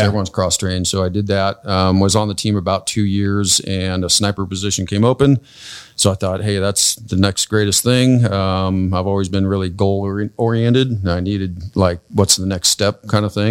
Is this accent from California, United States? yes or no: yes; California, United States; I grew up here in California.